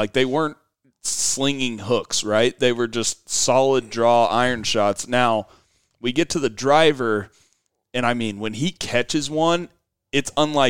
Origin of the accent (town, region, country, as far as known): Oklahoma, United States; accent: Oklahoma